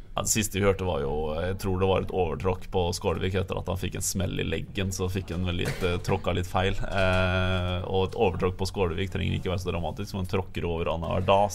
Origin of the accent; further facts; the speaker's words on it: Østfold, Norway; also born or lived in Fredrikstad; now in Bergen, Norway; Jeg er nå østlending. Jeg, jeg, er ikke, jeg, er ikke, så glad i den kulda, selv om dere tror at det bare er is og vinter og sånt på Østlandet. Så er jeg fra Østfold